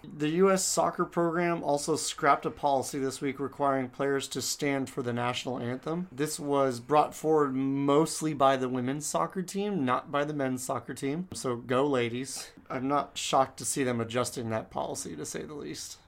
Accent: United States; first language English; now in Texas, United States; I'm that dumb American that doesn't speak any other language

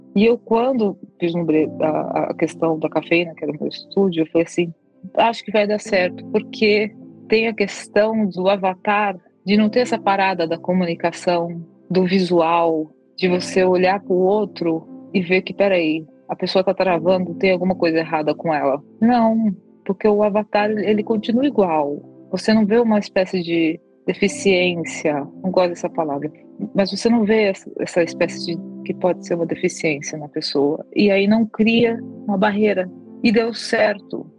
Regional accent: São Paulo, Brazil; Eu sou de São Paulo

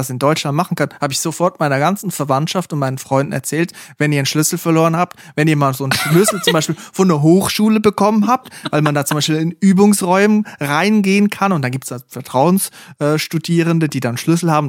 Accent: Switzerland; da in der Region, wo ich herkomme, an der A1 in der Schweiz, wo jedes Dorf auch gleich ist

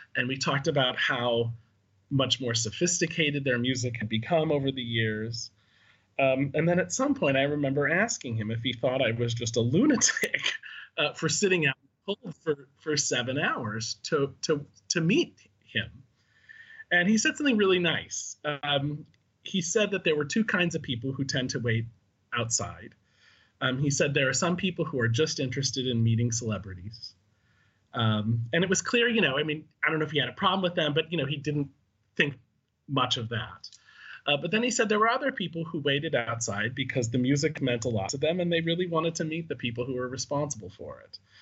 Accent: Chicago, Illinois, United States; I was from Chicago

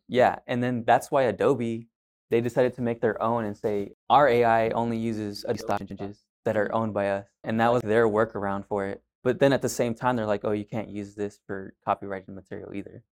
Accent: Pasadena, Texas, United States; also born or lived in Pearland, Texas / Houston, Texas; I was born and raised here, Pasadena, Pearland area, a little bit farther down

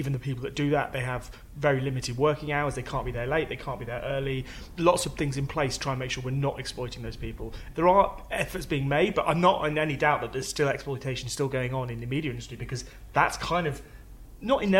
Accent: Cornwall, South West England, United Kingdom; I'm from Cornwall

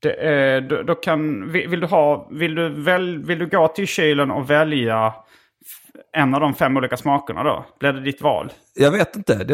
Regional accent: Lund, Skåne, Sweden; Men jag är född på Lunds BB. Mm. Eh, eh Lunds KK, hette det inte

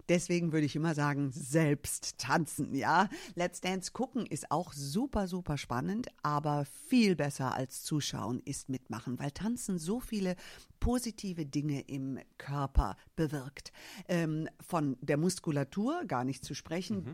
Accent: Germany; ich bin als äh, Amerikanerin hier in Deutschland geboren, habe aber, obwohl ich hier geboren bin, keine deutsche Staatsbürgerschaft

